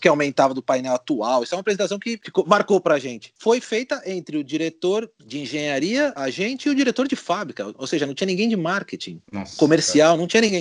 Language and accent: Portuguese; Brazil; moved away as an adult; now in Spain; quando eu saí do Brasil